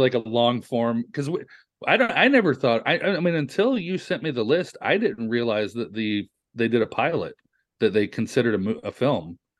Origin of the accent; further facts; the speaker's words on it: the South, United States; a kid growing up in the South at eleven years old